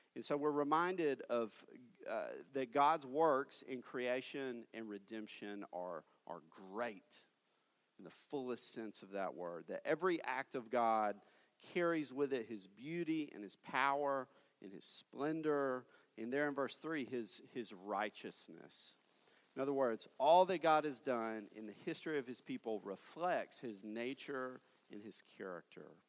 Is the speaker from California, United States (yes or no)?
no; Tennessee, United States; moved away as an adult; now in Fort Worth, United States; my hometown in Tennessee